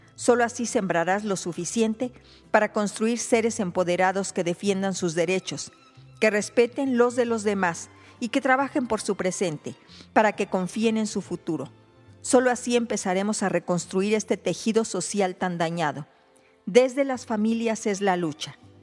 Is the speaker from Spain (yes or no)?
no; Mexico